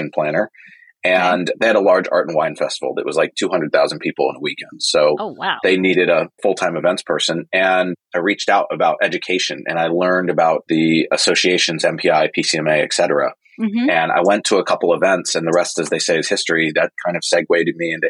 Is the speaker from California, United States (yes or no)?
yes; Silicon Valley, the Bay Area, California, United States; I'm from Silicon Valley. I'm from the Bay Area